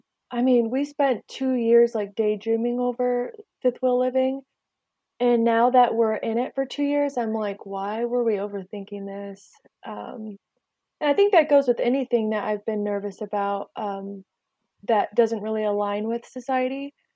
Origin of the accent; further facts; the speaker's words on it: West Coast, United States; and I'm born and raised on the West Coast.